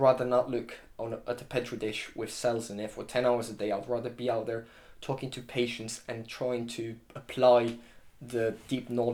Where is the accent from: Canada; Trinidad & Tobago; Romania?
Romania; also born or lived in Exeter, United Kingdom; now in United Kingdom; I'm from Romania